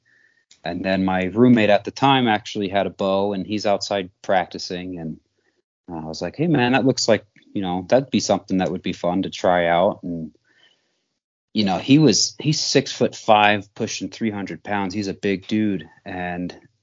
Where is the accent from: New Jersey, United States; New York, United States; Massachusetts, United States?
New York, United States; upstate; moved away as an adult; also born or lived in Montana; now in Great Falls, United States; I grew up in New York, upstate New York, and I've been in Montana